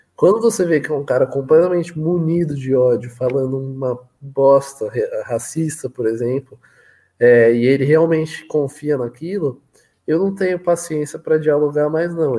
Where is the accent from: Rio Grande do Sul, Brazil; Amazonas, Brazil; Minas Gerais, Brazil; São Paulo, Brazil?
São Paulo, Brazil; eu sou de São Paulo, Matheus. Sou de São Paulo.